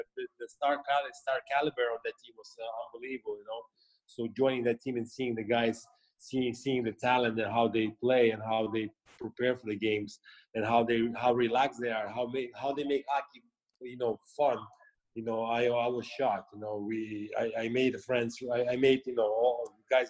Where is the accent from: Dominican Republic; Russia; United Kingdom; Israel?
Russia; moved away as an adult; also born or lived in United States; growing up in the Soviet Union